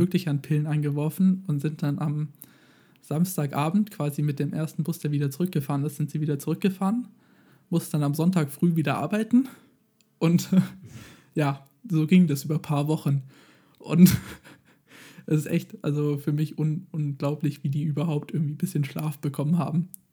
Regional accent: Germany; bei uns in Deutschland

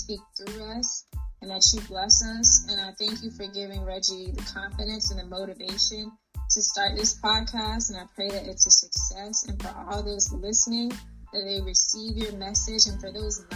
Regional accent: Wilmington, Georgia, United States; moved away as an adult; also born or lived in Clemson, South Carolina; now in Los Angeles, United States; I'm originally from Wilmington, Georgia

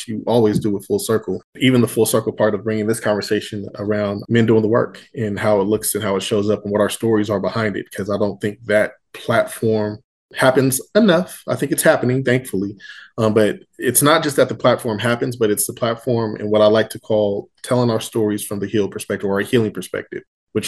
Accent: Sacramento, California, United States; I am a lifetime resident of Sacramento, California, born and raised in Valley High

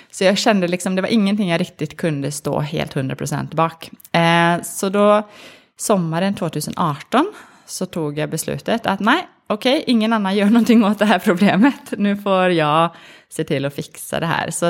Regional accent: Sweden; now in Norway; Jag, jag är ganska svensk, men jag har bott i, i, Norge nu i faktiskt 11 år.

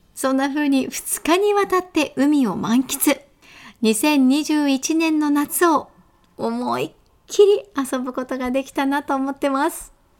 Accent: Kanazawa, Ishikawa, Japan; 私の地元金沢市

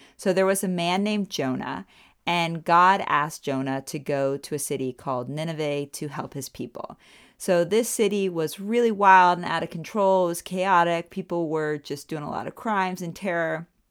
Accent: United States; now in Germany; I'm an American

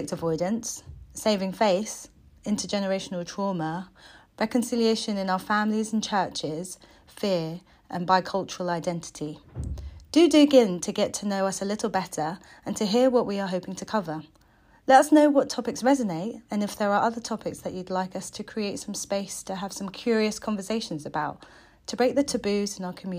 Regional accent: United Kingdom; I was born in the UK.

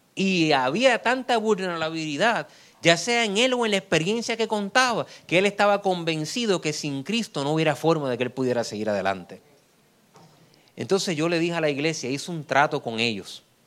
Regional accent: Puerto Rico; en mi país

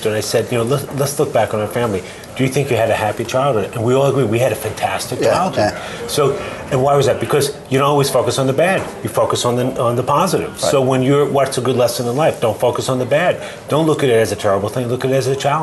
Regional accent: New York City, New York, United States; now in Boston, United States; I grew up in New York City.

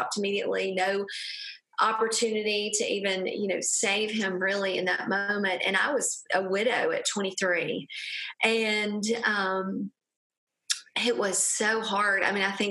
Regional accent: a small town in Alabama, United States; I am from a small town in Alabama. I'm sure none of your listeners can hear my accent.

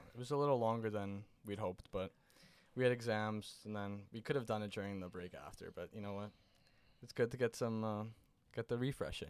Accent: Canada; I'm Canadian

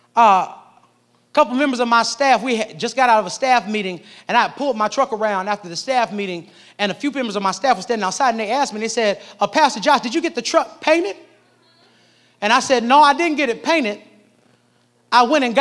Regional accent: Nebraska, United States; now in Jacksonville, United States; I'm from Nebraska

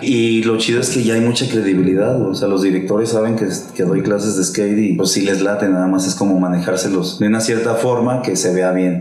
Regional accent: Aguascalientes, Mexico; yo soy de Aguascalientes

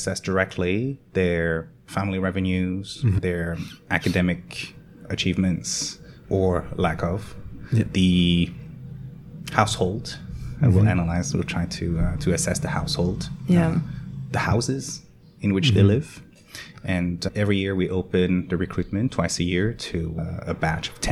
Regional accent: France; I grew up in France. And my parents emigrated from Vietnam in the 60s

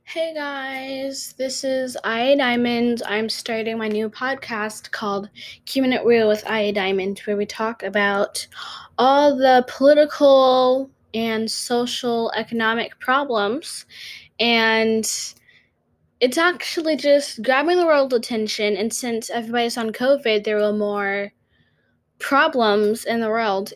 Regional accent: North Carolina, United States; I'm from North Carolina.

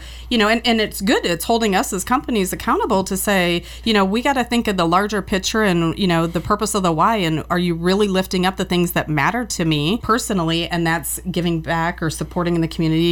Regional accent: Cedar Valley, Iowa, United States; I've been born and raised in the Cedar Valley.

